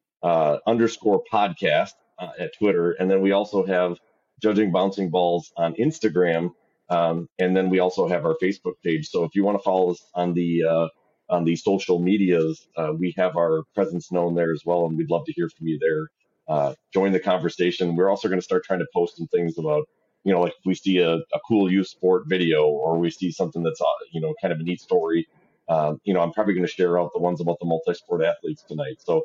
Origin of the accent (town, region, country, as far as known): Wisconsin, United States